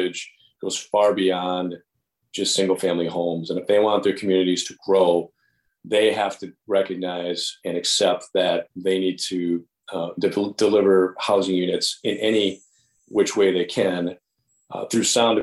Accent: West Allis, Wisconsin, United States; born and raised in West Dallas and attending Wisconsin State Fair.

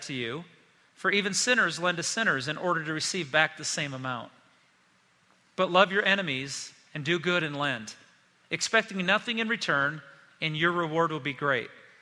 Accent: South Bend, Indiana, United States; moved away as an adult; I grew up in South Bend, Indiana, lived there until I went to college at the age of 18

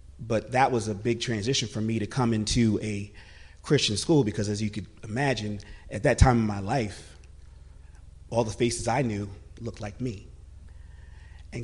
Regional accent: Philadelphia, Pennsylvania, United States; I was born in Philadelphia

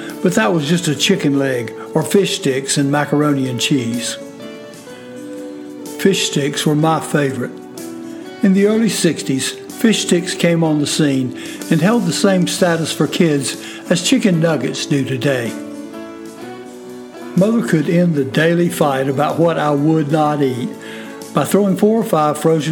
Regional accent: the Carolinas, United States; our little corner of the Carolinas

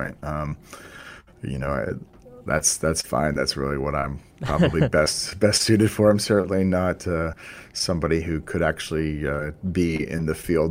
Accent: Boston, Massachusetts, United States; I grew up in the Boston area, so it's fun for me as a local guy

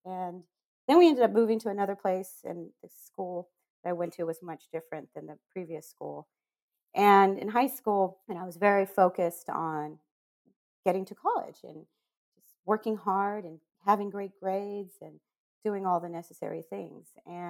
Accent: Monterey, California, United States; also born or lived in El Paso, Texas / Germany; I was born in Texas, in El Paso, moved to Germany, and then ended up being in Fort Ord in Monterey, California for luckily 7 years, actually.

